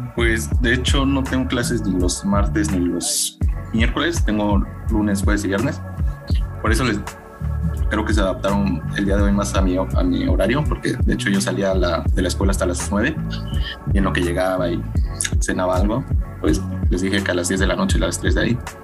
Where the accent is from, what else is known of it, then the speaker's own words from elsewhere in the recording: Mexico; moved away; nosotros como mexicanos